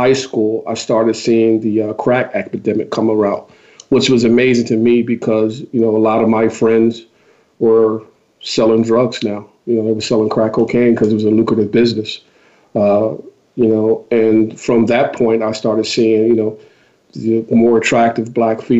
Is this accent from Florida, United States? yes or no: no; Philadelphia, Pennsylvania, United States; I grew up in West Philadelphia in the area of Overbrook